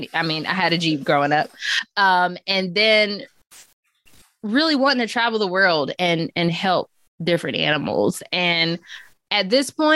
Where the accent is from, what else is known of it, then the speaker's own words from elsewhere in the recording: Chapel Hill, North Carolina, United States; growing up in Chapel Hill, it was a very affluent area